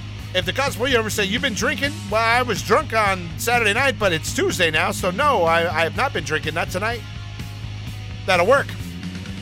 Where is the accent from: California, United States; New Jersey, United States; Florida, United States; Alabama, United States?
Alabama, United States; I'm from Alabama